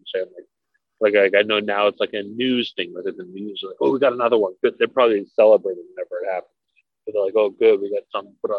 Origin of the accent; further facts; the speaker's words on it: Minneapolis, Minnesota, United States; I grew up in Minneapolis. He was my little league coach.